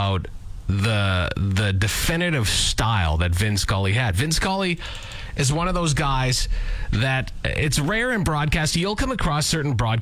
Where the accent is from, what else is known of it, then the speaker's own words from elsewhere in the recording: Lanigan, Saskatchewan, Canada; I am from Lanigan. And the Farmer's Almanac was always taken as gospel in my hometown